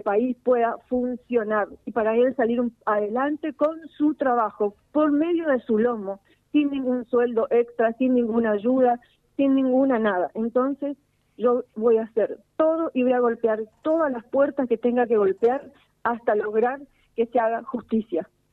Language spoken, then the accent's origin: Spanish; Villa Ocampo, Santa Fe, Argentina